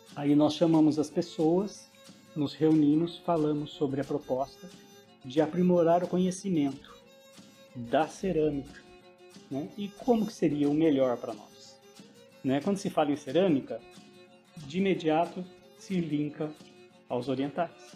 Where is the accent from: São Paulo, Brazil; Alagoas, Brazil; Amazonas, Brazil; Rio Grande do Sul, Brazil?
São Paulo, Brazil; Piraju; now in Caraguatatuba, Brazil; sou natural de Piraju